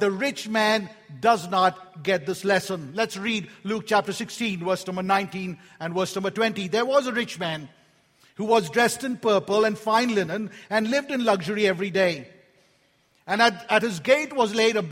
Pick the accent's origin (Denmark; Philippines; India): India; moved away; I was born in India